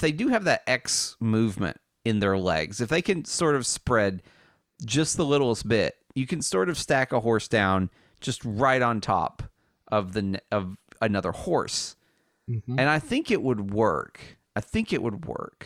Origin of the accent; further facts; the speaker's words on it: the South, United States; I'm from the South, and we play Rook